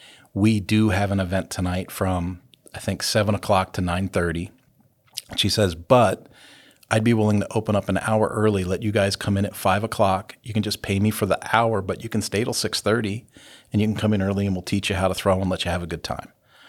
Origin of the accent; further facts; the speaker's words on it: California, United States; now in Hutchinson, United States; no, you know, I don't tell people this often, but we're from California.